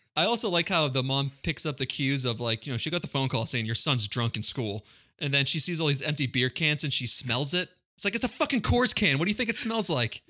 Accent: Quincy, Massachusetts, United States; it was my next door neighbor, uh, when I grew up in Quincy.

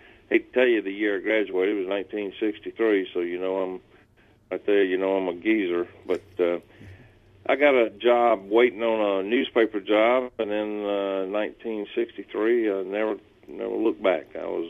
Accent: Georgia, United States; now in Knoxville, United States; I live in Knoxville, Tennessee, but I grew up in Georgia, you know, and that's probably part of my problem right there. I'm an old Georgia cracker, but I live in Knoxville, Tennessee

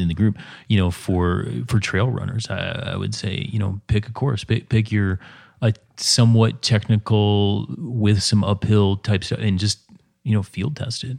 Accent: Minnesota, United States; the way I was raised in Minnesota

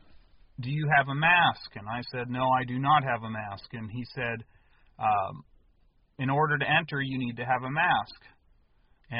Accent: United States; I was born in the United States to American-born parents

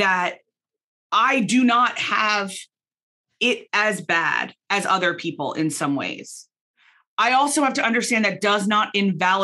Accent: United States; moved away as an adult; also born or lived in Belfast, Northern Ireland; now in Philadelphia, United States; I was born in America.

